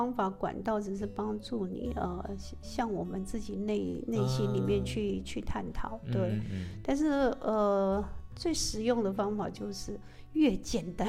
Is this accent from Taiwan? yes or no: yes; Taiwan; 一般呃，我们台湾人比较信奉的就是呃佛陀嘛，OK，你可以念阿弥陀佛。